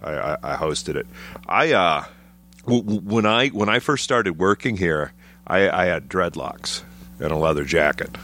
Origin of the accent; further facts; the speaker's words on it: Trenton, Michigan, United States; moved away as an adult; also born or lived in Chicago, Illinois; now in Chicago area, United States; Grew up south of Detroit, but I was, uh, Trenton, Michigan